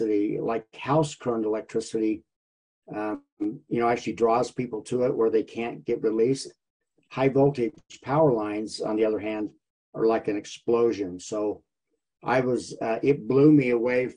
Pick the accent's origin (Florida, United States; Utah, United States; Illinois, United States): Utah, United States; Vernal; moved away as an adult; now in Orem, United States; I grew up in Vernal, Utah